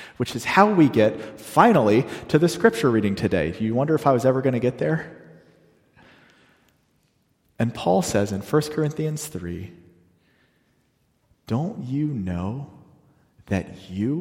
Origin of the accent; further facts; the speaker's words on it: the South, Southern United States, United States; that's near and dear to my heart as a Southerner